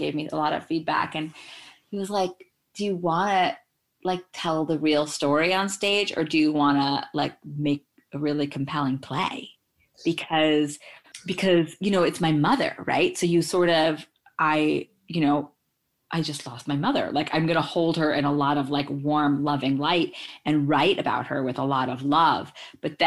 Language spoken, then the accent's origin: English; New York, United States; also born or lived in India / Belgium; I was born in India and I lived in Belgium for 4 years as a kid. But then at the age of 5, I grew up in New York.